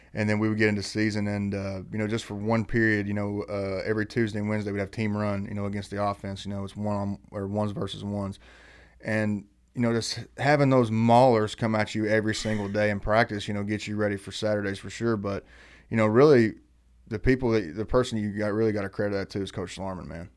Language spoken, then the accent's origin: English; Eastern Kentucky, United States; where we grew up in Eastern Kentucky